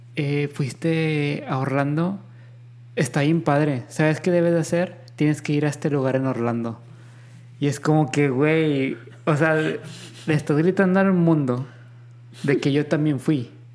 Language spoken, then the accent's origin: Spanish; Mexico; somos mexicanos